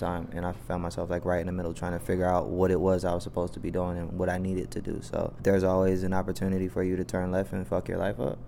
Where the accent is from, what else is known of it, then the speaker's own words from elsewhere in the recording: Atlanta, Georgia, United States; I'm from the east too